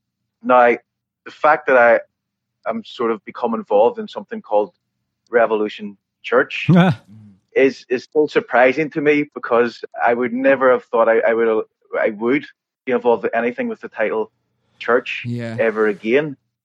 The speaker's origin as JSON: {"language": "English", "region": "Northern Ireland", "country": "United Kingdom", "tie": "born or raised there", "said": "raised in the Church of the Nazarene, which is an American church, but in Northern Ireland, obviously."}